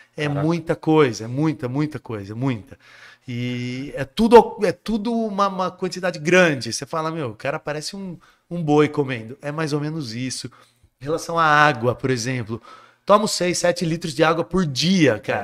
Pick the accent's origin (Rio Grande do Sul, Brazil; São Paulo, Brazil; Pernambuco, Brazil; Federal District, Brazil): São Paulo, Brazil; Jundiaí; also born or lived in Guarujá; eu nasci no Guarujá. Certo. Aí, com sete anos, os meus pais se separaram, eu voltei, minha mãe voltou para Jundiaí que é de onde ela sempre foi. E, consequentemente, nós mudamos para Jundiaí